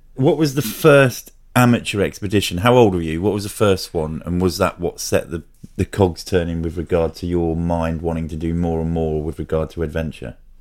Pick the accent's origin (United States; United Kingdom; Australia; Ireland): United Kingdom; Bedfordshire, East of England; I grew up sort of in Bedfordshire